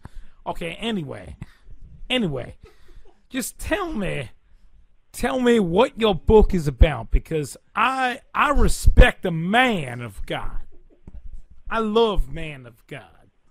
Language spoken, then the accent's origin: English; Louisiana, United States; now in Long Island, United States; I'm actually from Louisiana, but I moved to Long Island to pursue my career.